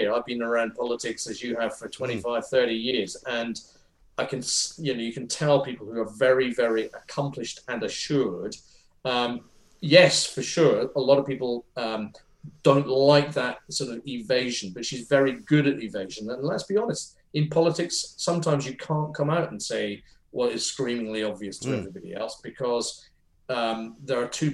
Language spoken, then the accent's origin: English; Edinburgh, Scotland, United Kingdom; she would have been my MP for where I grew up in Edinburgh